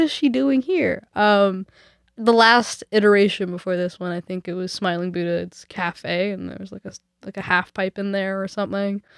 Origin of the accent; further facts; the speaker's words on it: Vancouver, British Columbia, Canada; also born or lived in Nelson; I'm from Vancouver and we don't get real winter here